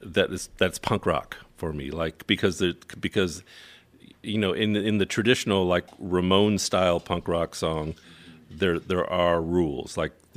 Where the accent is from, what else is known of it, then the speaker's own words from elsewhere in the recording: Phoenix, Arizona, United States; also born or lived in Beaufort, South Carolina / New Zealand; now in Seattle, United States; So I lived all over the world, and eventually settling down in Phoenix to spend my formative years before moving to Seattle.